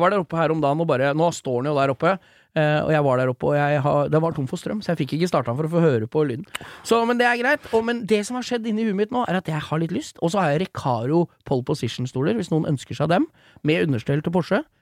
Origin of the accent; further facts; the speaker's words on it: Lillesand, Agder, Norway; Jeg er fra Lillesand